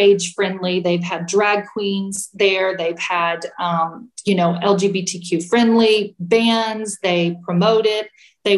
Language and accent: English; Temple, Texas, United States; we met with people who we grew up with, because Brad and I are from Central Texas. We're from Temple and we're from this area.